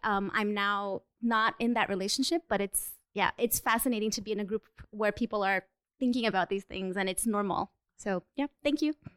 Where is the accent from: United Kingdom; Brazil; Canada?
Brazil; moved away as an adult; now in New York, United States; I'm also Brazilian, but I've been living in the U.S. for um, in New York for five years now